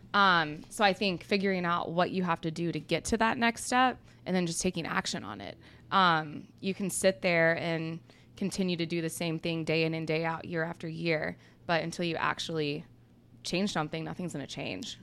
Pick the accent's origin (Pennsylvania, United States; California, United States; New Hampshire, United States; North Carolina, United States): North Carolina, United States; Charlotte; also born or lived in Atlanta, Georgia; I'm originally from Atlanta, but I grew up most of my life in Charlotte. So Charlotte's really all I remember.